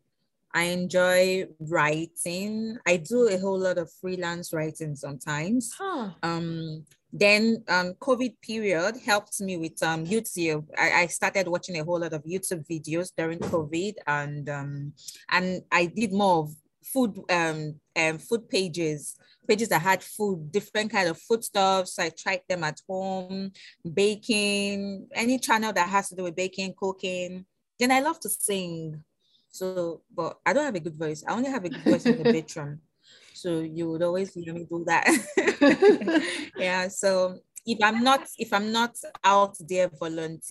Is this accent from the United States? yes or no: no; Nigeria; now in Lagos, Nigeria; Nigerian youths. We are energetic